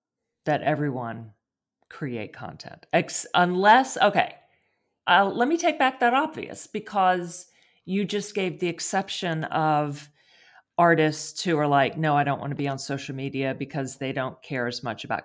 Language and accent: English; Texas, United States; Me too.